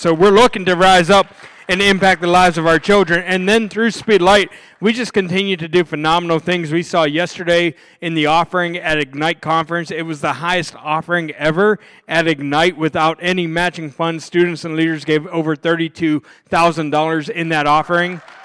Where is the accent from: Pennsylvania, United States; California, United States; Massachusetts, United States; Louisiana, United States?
Pennsylvania, United States; Pittsburgh; I'm from Pittsburgh, so I'm a diehard Pittsburgh Steelers fan.